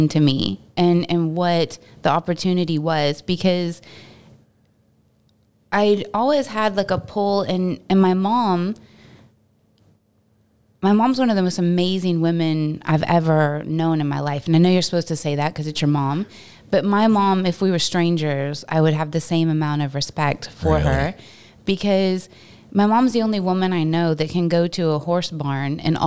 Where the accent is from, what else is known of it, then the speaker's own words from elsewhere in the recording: Texas, United States; moved away; Being from Texas